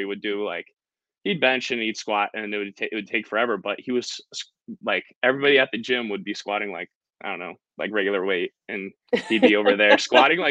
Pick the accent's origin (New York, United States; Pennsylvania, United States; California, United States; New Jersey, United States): Pennsylvania, United States; Brookville; now in Connecticut, United States; I'm from Pennsylvania. So like, Western PA, it's Brookville